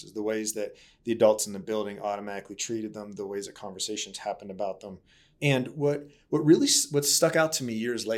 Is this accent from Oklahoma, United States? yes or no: no; Baltimore, Maryland, United States; I grew up in Baltimore